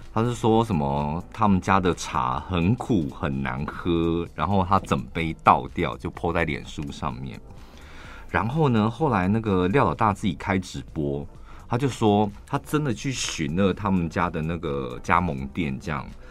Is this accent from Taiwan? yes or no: yes; central Taiwan, Taiwan; 我们中部人